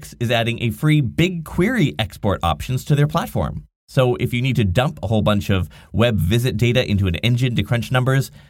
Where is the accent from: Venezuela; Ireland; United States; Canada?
Canada; Nanaimo, British Columbia; here in my hometown of Nanaimo, British Columbia, on beautiful Vancouver Island